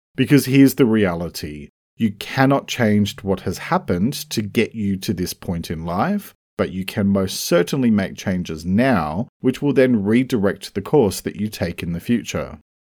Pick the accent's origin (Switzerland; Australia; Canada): Australia; I'm an Australian writer and speaker